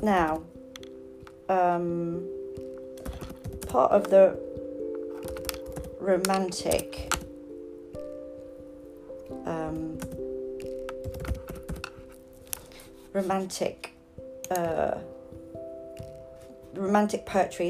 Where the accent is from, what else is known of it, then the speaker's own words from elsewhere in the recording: London, United Kingdom; I grew up in Highgate